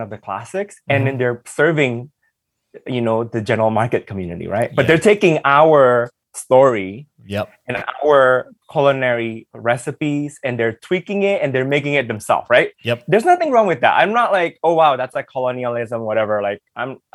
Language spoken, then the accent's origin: English; Los Angeles, California, United States; English is a second language; also born or lived in Indonesia; I was growing up in the East LA neighborhood